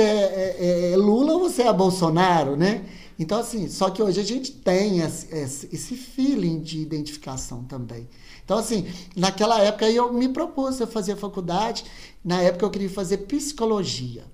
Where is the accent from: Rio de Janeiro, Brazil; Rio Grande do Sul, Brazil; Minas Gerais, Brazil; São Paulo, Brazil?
Minas Gerais, Brazil; Nova Serrana; accent: mineiro; eu sou de Nova Serrana